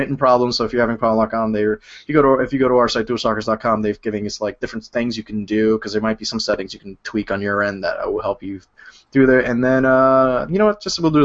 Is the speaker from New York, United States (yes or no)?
yes; New York, United States; I'm from New York.